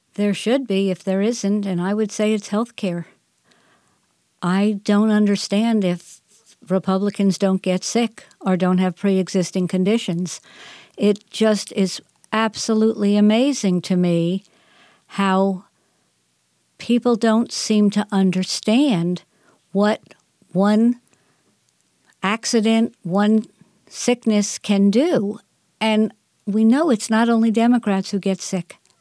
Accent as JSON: {"language": "English", "region": "Northeast", "country": "United States", "tie": "born or raised there", "said": "I grew up in the Northeast"}